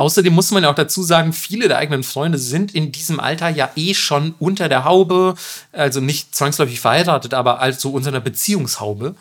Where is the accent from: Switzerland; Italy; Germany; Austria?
Germany; bei uns in Deutschland